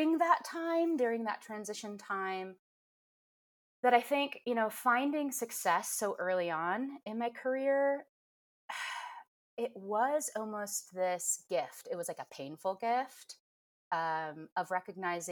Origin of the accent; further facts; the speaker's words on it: Midwest, United States; moved away; I grew up in the Midwest